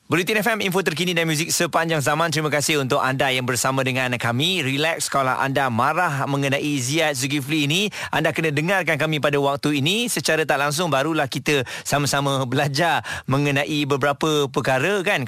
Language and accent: Malay; Malaysia; kami sebagai rakyat Malaysia ini memang berbangga